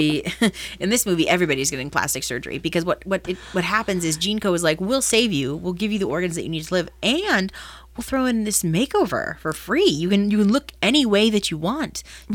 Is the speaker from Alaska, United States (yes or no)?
yes; Alaska, United States; I'm from Alaska.